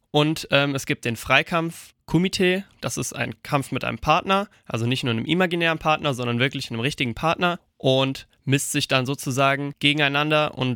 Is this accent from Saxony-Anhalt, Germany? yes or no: no; Eppertshausen, Hesse, Germany; Das war dann erstmal bei uns in Eppertshausen. Und da habe ich dann angefangen, gesagt, mit dreieinhalb bis vier Jahren bin ich da das erste Mal dazugekommen